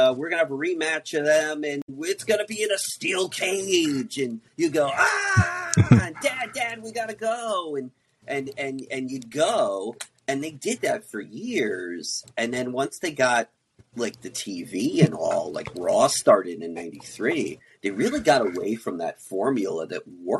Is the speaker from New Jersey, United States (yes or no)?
yes; New Jersey, United States; I grew up in Jersey